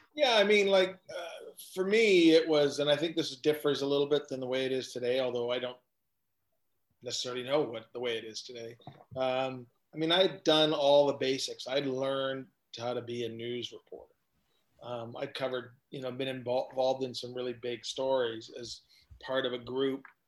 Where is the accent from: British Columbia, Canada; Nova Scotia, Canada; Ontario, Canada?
Ontario, Canada; Hamilton; when I grew up in Hamilton